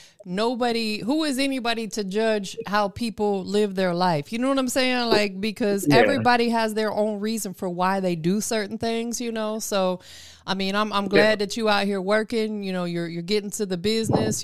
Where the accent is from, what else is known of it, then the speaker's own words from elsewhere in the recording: Florida, United States; now in Atlanta, United States; even though I'm from Florida, I live in Atlanta now, I'm from Florida